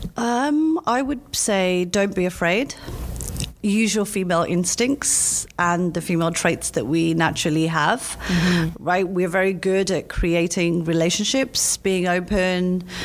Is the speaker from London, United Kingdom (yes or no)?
yes; London, United Kingdom; I'm from London